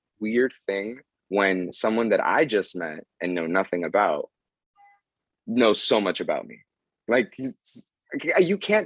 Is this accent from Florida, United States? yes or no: yes; Miami, Florida, United States; moved away as an adult; now in Las Vegas, United States; I'm from South Florida. I'm from Miami